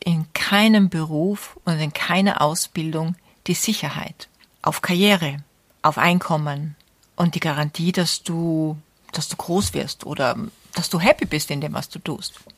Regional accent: Austria; bei uns in Österreich

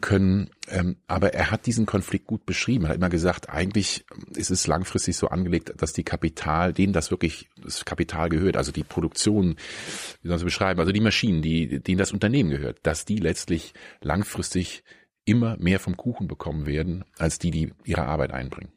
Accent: near Bonn, North Rhine-Westphalia, Germany; moved away as an adult; also born or lived in Kiel / Frankfurt; now in Berlin, Germany; Ich bin in der Nähe von Bonn aufgewachsen

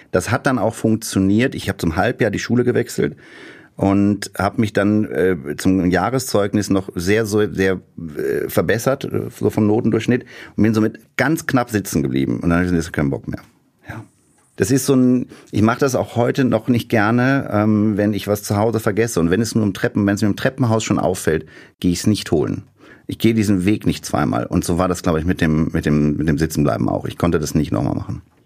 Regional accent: small town near Bonn, North Rhine-Westphalia, Germany; moved away as an adult; now in Berlin, Germany; Und mein Nester, mein Kaff, aus dem ich komme, ist sehr nah an Haribo Land Bonn dran

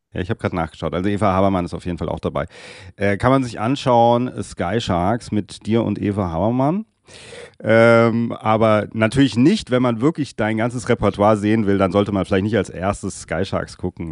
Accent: Darmstadt, Hesse, Germany; es ist trotzdem hier meine Heim, mein Heimatort Darmstadt in der Nähe von Frankfurt

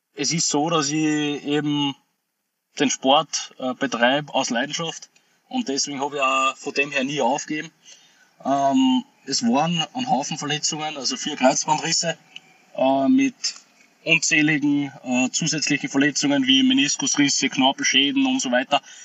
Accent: Austria; ich bin stolzer Österreicher

